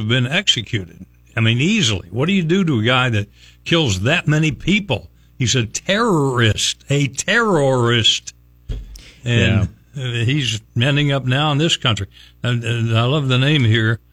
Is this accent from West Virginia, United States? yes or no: yes; Logan, West Virginia, United States; now in Tampa Bay, United States; my hometown of Logan, West Virginia